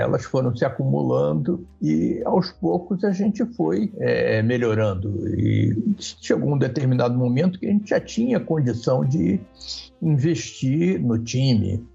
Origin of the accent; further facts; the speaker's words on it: Rio de Janeiro, Brazil; Eu morava perto do Maracanã, morava, fui criado ali na Tijuca